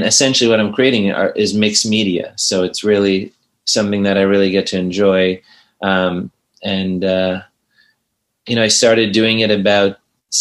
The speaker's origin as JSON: {"language": "English", "town": "New York City", "region": "New York", "country": "United States", "tie": "born or raised there", "said": "I grew up in New York City."}